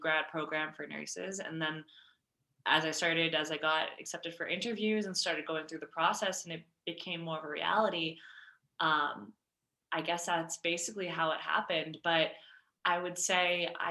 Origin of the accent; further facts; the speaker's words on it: Westwood, Massachusetts, United States; moved away as an adult; now in Colorado, United States; my hometown in suburban Massachusetts